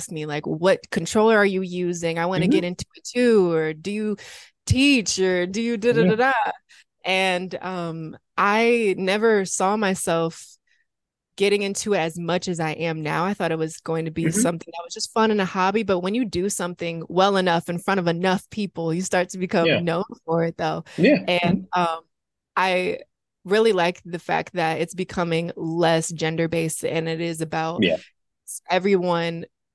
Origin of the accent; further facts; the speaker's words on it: Grand Rapids, Michigan, United States; my hometown, Grand Rapids, Michigan